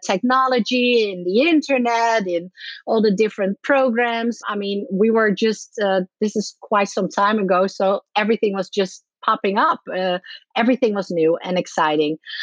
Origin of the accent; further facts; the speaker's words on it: Netherlands; moved away as an adult; also born or lived in Ireland / Miami, United States; I'm from the Netherlands. I moved to Ireland